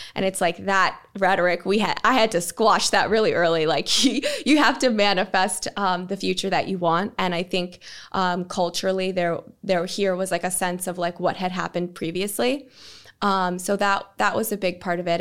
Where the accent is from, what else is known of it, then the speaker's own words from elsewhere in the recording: United States; moved away as an adult; now in Manchester, United Kingdom; as an American